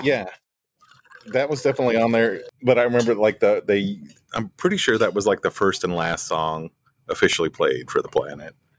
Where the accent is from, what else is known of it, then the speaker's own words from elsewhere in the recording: West Plains, Missouri, United States; also born or lived in Springfield; had my first radio job in, in West Plains, my hometown